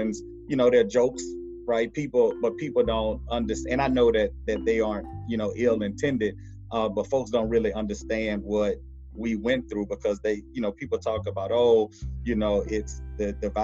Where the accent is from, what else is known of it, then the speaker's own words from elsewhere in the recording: Baton Rouge, Louisiana, United States; I'm from Baton Rouge, I still live here